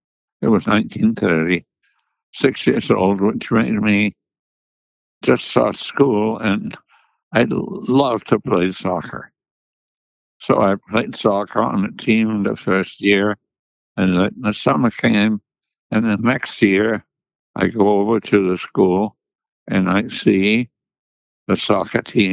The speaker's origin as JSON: {"language": "English", "town": "Munich", "region": "Bavaria", "country": "Germany", "tie": "born or raised there", "said": "I was born in Munich, Bavaria, which is in the south of Germany"}